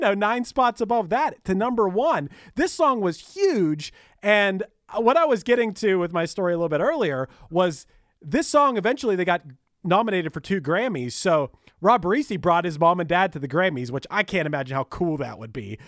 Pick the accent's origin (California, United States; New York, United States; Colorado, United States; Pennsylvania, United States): Pennsylvania, United States; Pittsburgh; I'm from Pittsburgh and they still played it all growing up